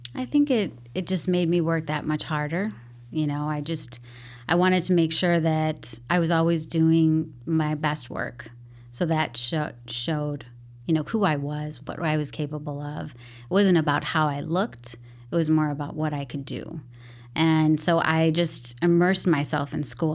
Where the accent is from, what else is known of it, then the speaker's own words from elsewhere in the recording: Chicago, Illinois, United States; first language English; also born or lived in Mexico; I grew up in Beverly, so very predominant Irish neighborhood.